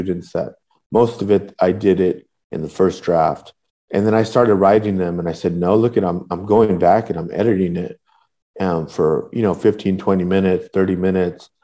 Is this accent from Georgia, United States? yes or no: no; Northern Orange County, California, United States; also born or lived in Southeast Los Angeles; I grew up in Northern Orange County, which is like a working class section of Orange County. And I would go back and forth between Northern Orange County and Southeast